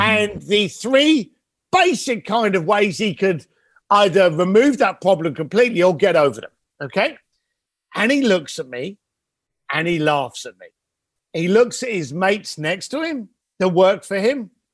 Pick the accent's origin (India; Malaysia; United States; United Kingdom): United Kingdom; London; I am a kid from London that you know left school at the age of fifteen, became a bricklayer because that's what my dad was